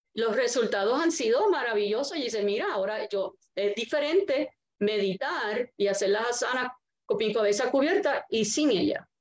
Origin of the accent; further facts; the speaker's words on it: Arecibo, Puerto Rico; Yo fui nacida en Arecibo, criada en Arecibo y estoy viviendo ahora aquí en Arecibo